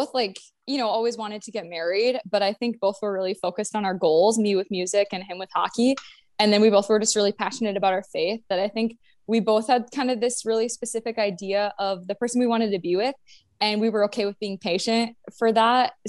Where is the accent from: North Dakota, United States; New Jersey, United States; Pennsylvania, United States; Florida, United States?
North Dakota, United States; moved away as an adult; now in Nashville, United States; I was born and raised in North Dakota